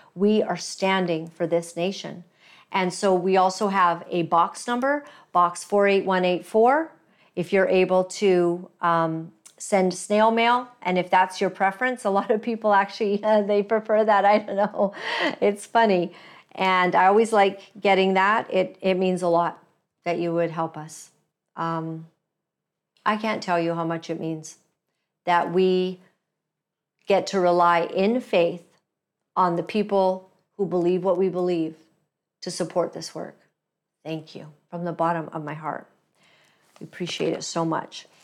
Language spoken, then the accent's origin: English; Canada; as a Canadian, as a woman, as a Christian